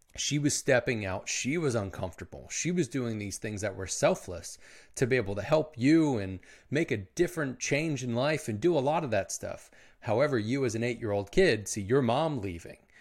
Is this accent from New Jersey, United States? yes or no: no; Philadelphia, Pennsylvania, United States; I was born in Philly